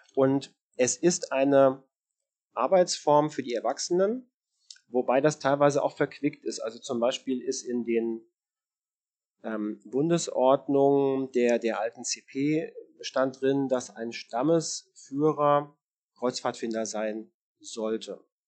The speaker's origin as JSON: {"language": "German", "town": "Marburg", "region": "Hesse", "country": "Germany", "tie": "born or raised there", "said": "ich bin auf einem Dorf groß geworden in der Nähe von Marburg oder es ist Stadtteil von Marburg in Hessen"}